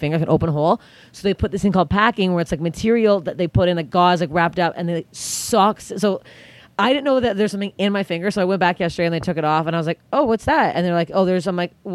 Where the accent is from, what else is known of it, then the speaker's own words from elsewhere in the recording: Canada; I'm Canadian